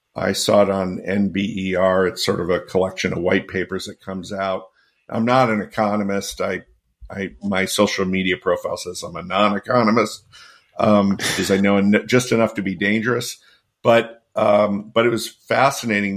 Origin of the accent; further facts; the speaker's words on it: Connecticut, United States; my hometown in Connecticut